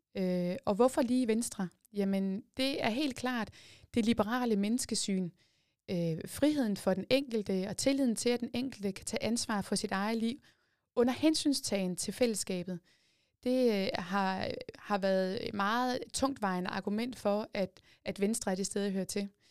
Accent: Jordløse, Zealand, Denmark; Jeg kommer fra Jordløse, en lille bitte by, øh, tæt på Tisø. Det er også i Kalamborg Kommune nu, men dengang der var det i det gamle Hvidebæk Kommune. Der er jeg født og opvokset ude på landet

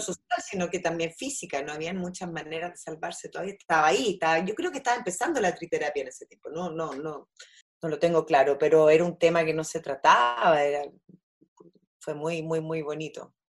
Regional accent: Chile; also born or lived in Easter Island; yo soy chilena

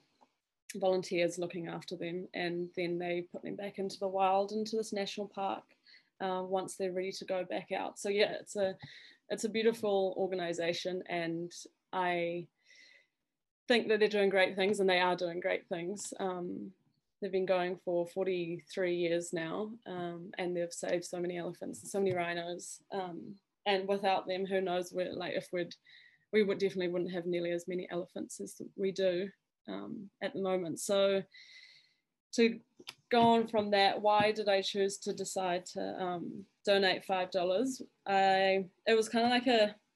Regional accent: Zimbabwe; now in Papamoa, New Zealand; I'm quite connected to Africa because I was born and raised in Zimbabwe

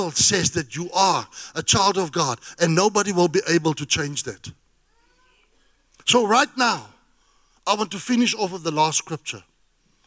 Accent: South Africa; I'm a South African.

